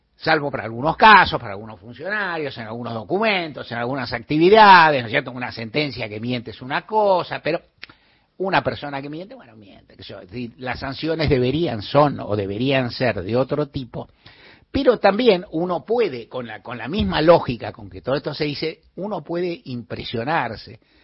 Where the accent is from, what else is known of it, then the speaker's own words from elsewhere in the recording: Buenos Aires, Argentina; en esta ciudad bendita donde yo nací, vivo y adoro